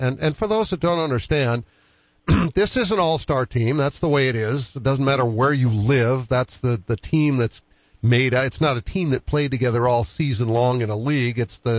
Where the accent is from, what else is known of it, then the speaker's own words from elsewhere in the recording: Boston, Massachusetts, United States; now in Sioux Falls, United States; I grew up with it in Boston.